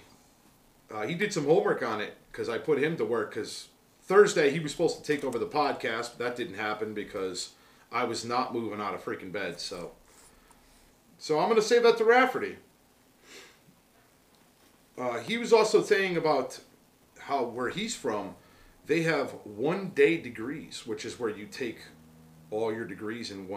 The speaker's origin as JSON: {"language": "English", "town": "Naugatuck", "region": "Connecticut", "country": "United States", "said": "I am from a town about two towns north of Seymour, which is where our lodge is, in Naugatuck"}